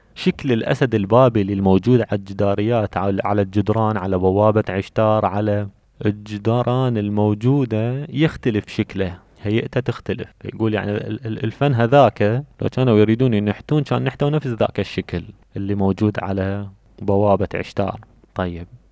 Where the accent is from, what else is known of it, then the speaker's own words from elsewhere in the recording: Babylon Governorate, Iraq; وأنا عراقي فكيفما أنا عراقي ومن بابل